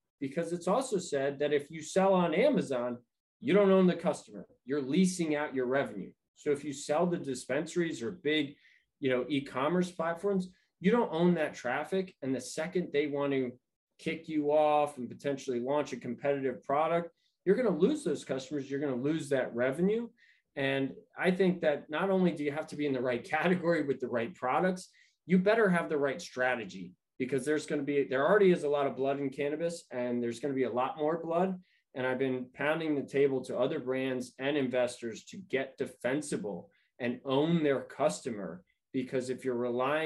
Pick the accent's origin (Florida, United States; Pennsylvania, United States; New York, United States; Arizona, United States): New York, United States; now in California, United States; I'm originally from New York